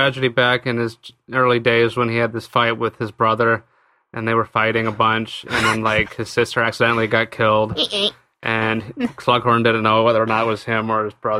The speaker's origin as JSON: {"language": "English", "country": "United States", "said": "I'm Joe American here."}